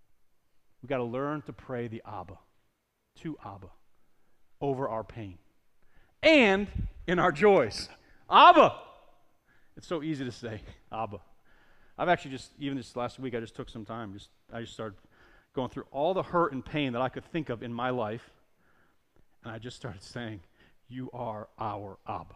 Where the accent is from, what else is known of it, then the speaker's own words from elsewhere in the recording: Northeast, United States; We're from the Northeast